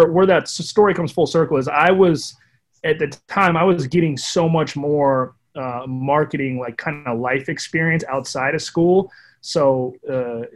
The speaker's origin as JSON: {"language": "English", "town": "San Pedro", "region": "California", "country": "United States", "tie": "born or raised there", "said": "I grew up in San Pedro, California"}